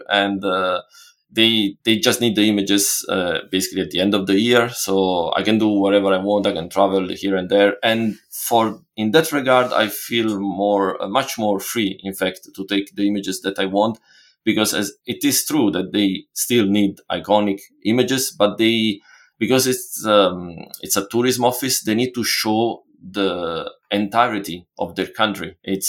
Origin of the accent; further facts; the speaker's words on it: Italy; English is a second language; And it's still crazy in a way to think about it, because I'm from Italy, and why buy my images?